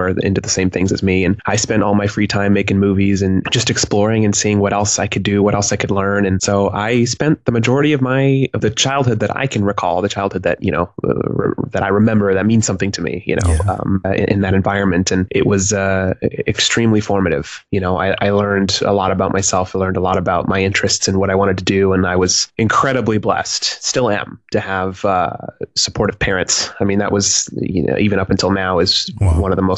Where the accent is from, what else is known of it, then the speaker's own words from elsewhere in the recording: Reno, Nevada, United States; also born or lived in Westlake, California; I was born in Westlake, California, but I grew up the majority of my childhood up in Reno, Nevada.